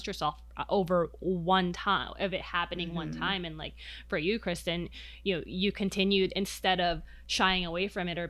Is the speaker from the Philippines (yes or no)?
yes; Philippines; now in United States; growing up in the Philippines